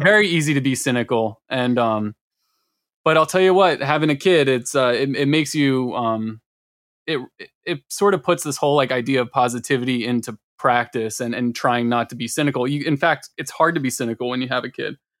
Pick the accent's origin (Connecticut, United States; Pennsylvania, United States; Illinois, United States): Pennsylvania, United States; Malvern; I grew up in Malvern, uh, which is a little turd